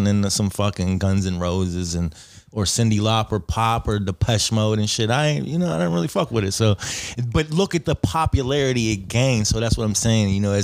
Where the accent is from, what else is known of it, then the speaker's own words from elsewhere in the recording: Bellevue, Pennsylvania, United States; also born or lived in Oakland, Pittsburgh; I grew up in Bellevue